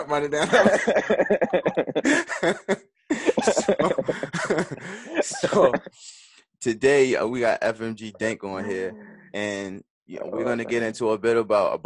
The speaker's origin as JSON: {"language": "English", "town": "Baltimore", "region": "Maryland", "country": "United States", "said": "I'm from the West"}